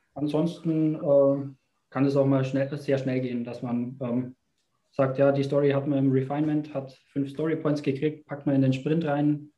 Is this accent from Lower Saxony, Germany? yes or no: no; Bavaria, Germany; als Bayer